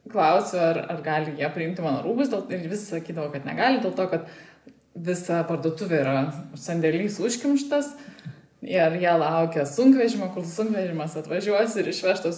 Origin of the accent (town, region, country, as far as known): Lithuania